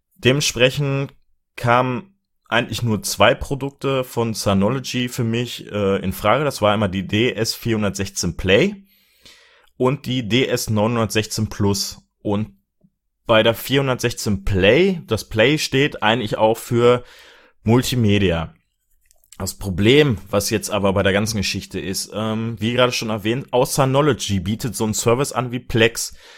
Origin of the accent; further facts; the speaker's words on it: Germany; bei uns in Deutschland